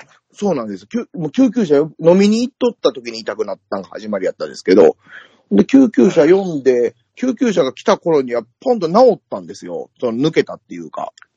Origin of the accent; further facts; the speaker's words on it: Kansai, Japan; accent: Kansai-ben; 僕、まあまあ関西弁